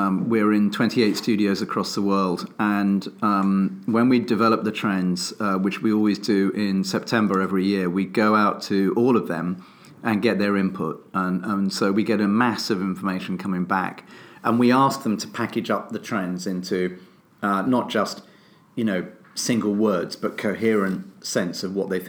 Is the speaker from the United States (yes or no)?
no; United Kingdom; I'm British